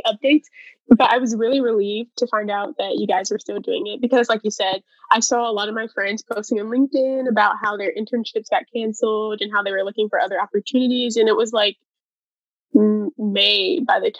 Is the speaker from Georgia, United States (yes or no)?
yes; Atlanta, Georgia, United States; I'm from Atlanta, Georgia